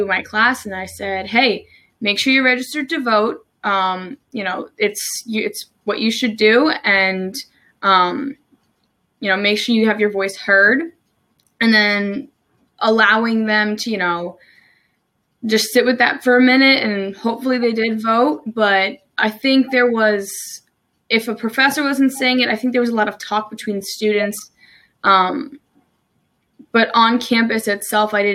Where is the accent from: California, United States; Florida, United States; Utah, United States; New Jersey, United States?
New Jersey, United States; moved away as an adult; also born or lived in Maryland; now in Salisbury, United States; I'm originally from New Jersey. I moved to Maryland about almost 3 years ago now.